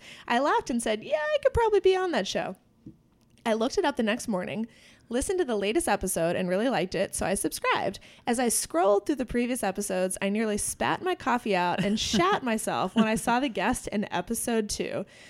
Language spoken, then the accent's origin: English; New York, United States; I'm from New York. So walking into an apartment that size completely baffled me.